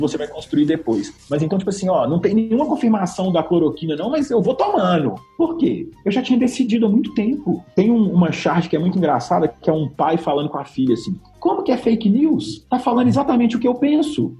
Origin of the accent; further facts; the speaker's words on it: Belo Horizonte, Minas Gerais, Brazil; Eu posso ter nascido em Belo Horizonte, em Minas Gerais, no Brasil, na América do Sul